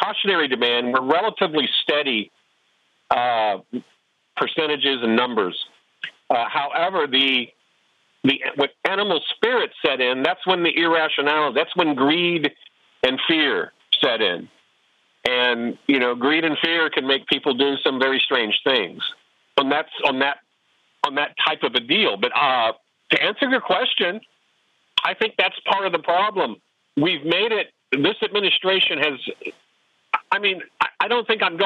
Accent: Oklahoma, United States; where I grew up in Oklahoma

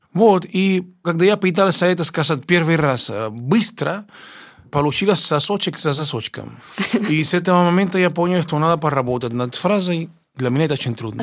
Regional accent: Cuba; Russian is a second language; moved away as an adult; now in Russia; Приехал я э, из Кубы учиться в консерватории имени Чайковского

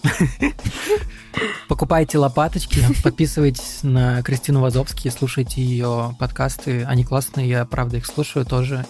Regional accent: Moldova; moved away; also born or lived in Russia; я родился в Молдове, и гражданин Молдовы, и я не знаю молдавского

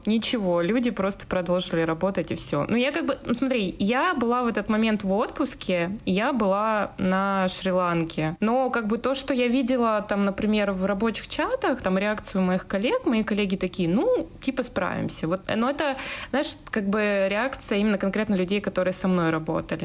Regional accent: Yekaterinburg, Sverdlovsk Oblast, Russia; moved away; also born or lived in Moscow; откуда мои корни. Я вообще с компрессорного, с Екатеринбурга

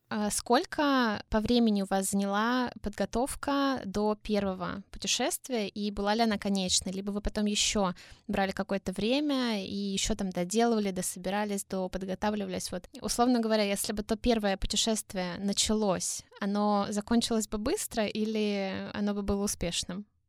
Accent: Russia; я из России

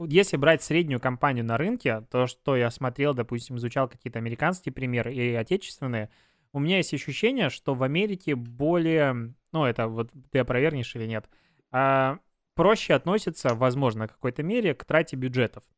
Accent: Belarus; now in Russia

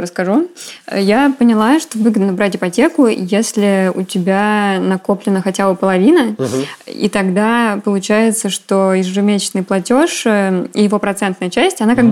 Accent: Volgograd, Volgograd Oblast, Russia; я из Волгограда

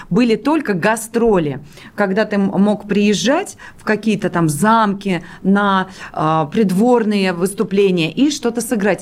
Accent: Pskov, Pskov Oblast, Russia; moved away; Псков – это мой родной город, где я родилась

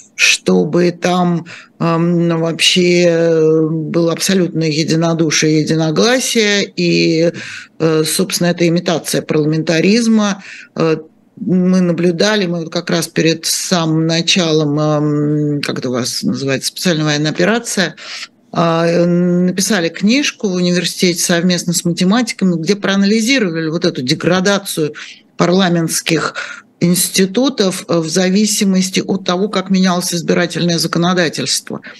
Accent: Moscow, Russia; moved away; Я же сама москвичка и много-много-много эм, э, лет прожила в этом городе

